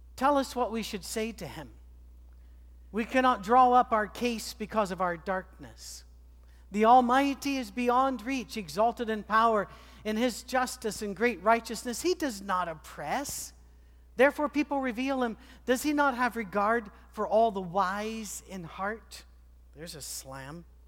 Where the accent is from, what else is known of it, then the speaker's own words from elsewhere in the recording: Scotland, United Kingdom; moved away; I'm a Scotsman